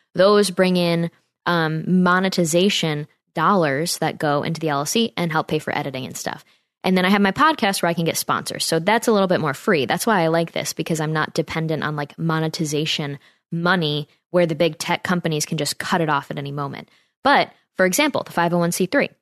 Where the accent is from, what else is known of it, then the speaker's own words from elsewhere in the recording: Saratoga Springs, New York, United States; It's from my hometown area in Saratoga, New York